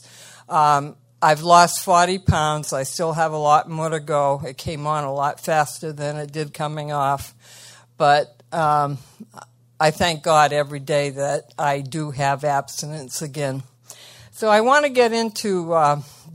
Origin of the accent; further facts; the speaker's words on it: Massachusetts, United States; also born or lived in Marshfield, Massachusetts; I'm from Massachusetts, Marshfield right now